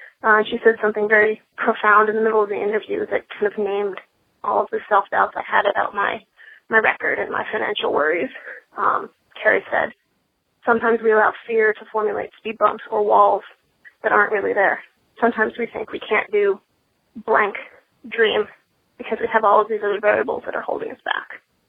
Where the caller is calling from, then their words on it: California, United States; I'm calling from California.